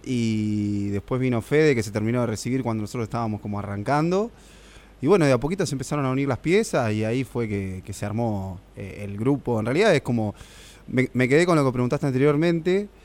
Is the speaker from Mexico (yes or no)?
no; Argentina; Con Leo jugamos a la pelota juntos en Villa de Vélez cuando éramos chicos